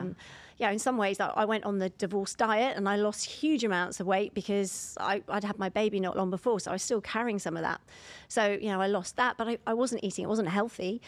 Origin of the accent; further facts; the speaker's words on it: London, United Kingdom; I'm from London